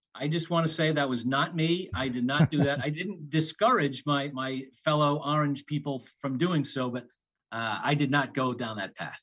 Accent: New England, United States; I'm from New England, so I grew up with those Eastern independents

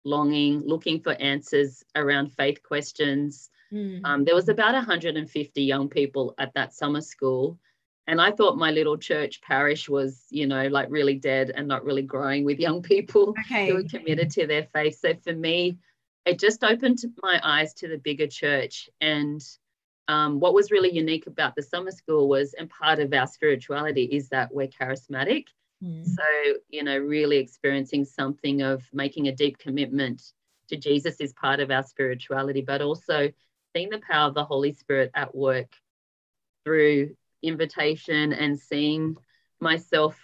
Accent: Sydney, New South Wales, Australia; now in Canberra, Australia; I grew up in Sydney and I have a beautiful family

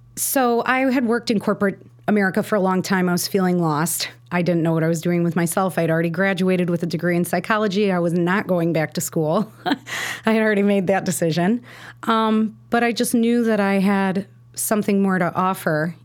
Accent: Chicago, Illinois, United States; also born or lived in Park Ridge, Illinois; I grew up in Roscoe Village before it was really, like, a cute place to live

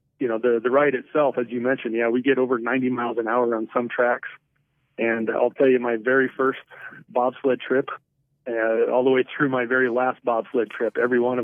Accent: Shelby, Nebraska, United States; I grew up in Shelby, Nebraska, which is a town of 690 people.

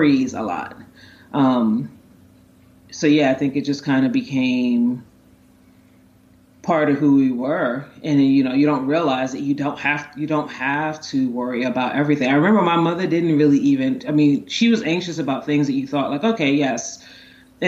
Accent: New York City, New York, United States; also born or lived in Maryland; I was growing up in Brooklyn in like the 80s and 90s

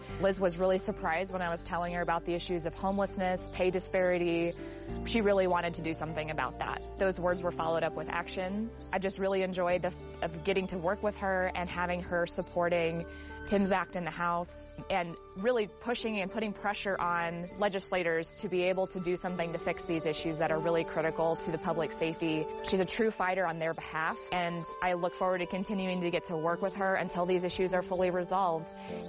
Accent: Cody, Wyoming, United States; from Cody, Wyoming.

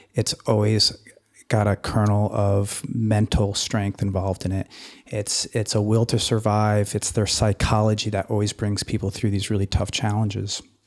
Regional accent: Anchorage, Alaska, United States; I hail from Anchorage, Alaska

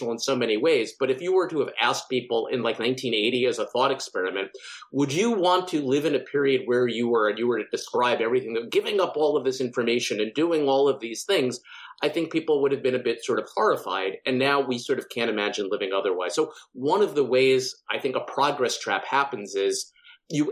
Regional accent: Long Island, New York, United States; I grew up on Long Island in, you know, a fairly affluent kind of suburban community

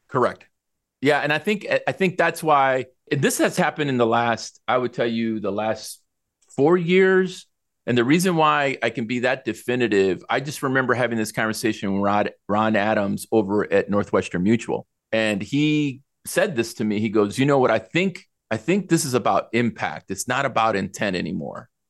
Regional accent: El Salvador; now in United States; I was born in El Salvador

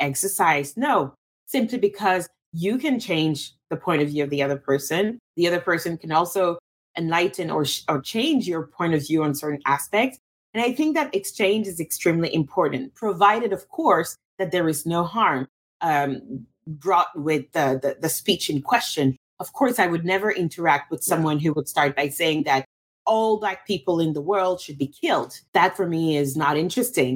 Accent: Russia; also born or lived in Cameroon / France; now in United States; I'm from Cameroon. I grew up in Russia, lived in France, now live in the United States.

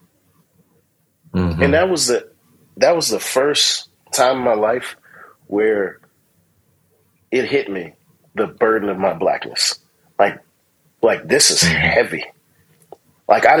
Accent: United States; I'm American.

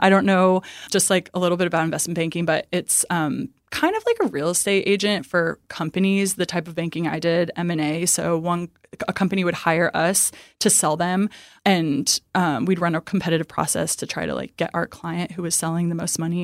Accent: Midwest, United States; now in Dallas, United States; I'm from the Midwest

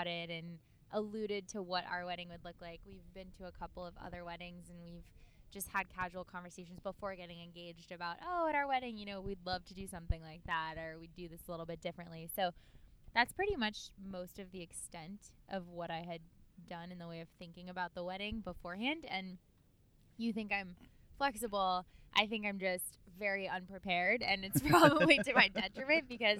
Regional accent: Santa Monica, California, United States; moved away; I'm from Santa Monica, so the Santa Monica Beach Club is just the area that I grew up going to.

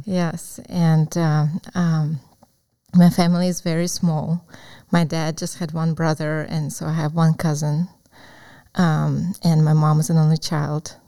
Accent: Crimea, Ukraine; English is a second language; moved away as an adult; now in United States; Yes, I was born in Ukraine, in Crimea, which is in the south of Ukraine, and um, it's a peninsula.

